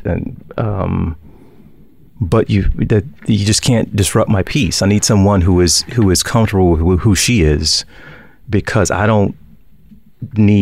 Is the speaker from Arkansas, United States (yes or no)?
yes; Arkansas, United States; moved away as an adult; I had an opportunity to go back to Little Rock, to my home state, at least Arkansas